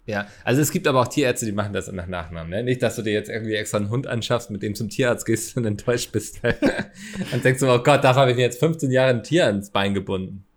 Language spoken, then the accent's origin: German; Hamburg, Germany; Ich als Hamburger